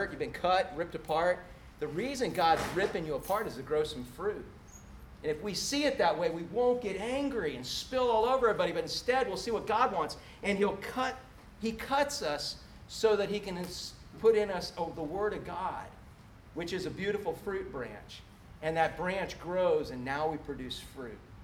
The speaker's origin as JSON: {"language": "English", "town": "Orlando", "region": "Florida", "country": "United States", "tie": "born or raised there", "said": "I grew up in Orlando before there was a lick of concrete"}